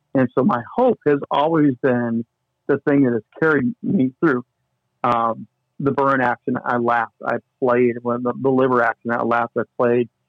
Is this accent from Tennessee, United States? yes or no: no; Indiana, United States; moved away as an adult; also born or lived in Minnesota; now in Longmont, United States; born and raised in Indiana